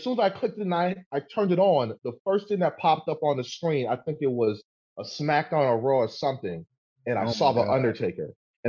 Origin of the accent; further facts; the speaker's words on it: New York, United States; I grew up in the Bronx, man, in the 80s and the 90s